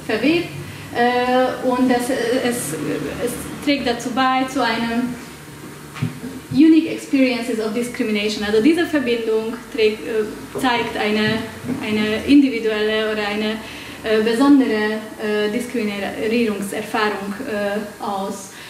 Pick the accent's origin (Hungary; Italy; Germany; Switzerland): Hungary; German is a second language; Ich komme aus Ungarn, äh, also werdet ihr mit meinem Akzent und mit meinen grammatikalischen Fehlern leben müssen.